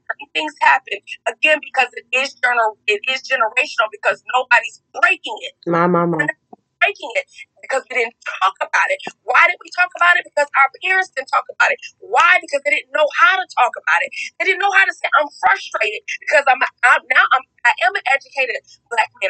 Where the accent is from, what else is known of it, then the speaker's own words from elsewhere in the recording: Detroit, Michigan, United States; I'm coming from the Motor City, so I understand the big three and the plants